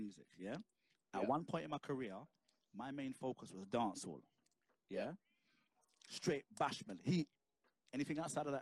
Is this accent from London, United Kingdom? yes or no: yes; London, United Kingdom; I'm from South London, innit? I'm from Mitesfield Estate. Moved out from there, like Vassal Road, blah blah blah. Brixton is the playground where I've grown, innit?